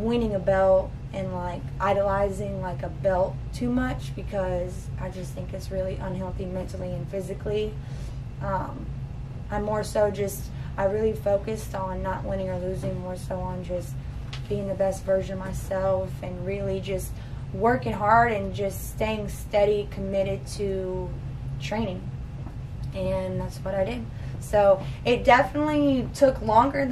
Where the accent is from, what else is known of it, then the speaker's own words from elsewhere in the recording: Port Orange, Florida, United States; now in Jacksonville, United States; originally I am from Port Orange, Florida